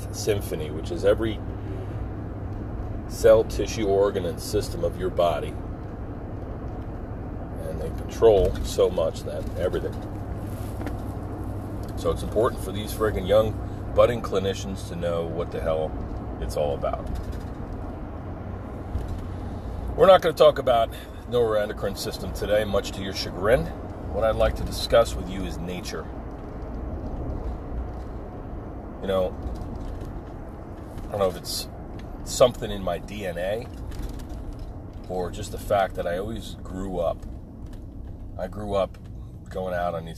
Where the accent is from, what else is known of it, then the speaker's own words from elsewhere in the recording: Pine Barrens of New Jersey, United States; growing up in the Pine Barrens of New Jersey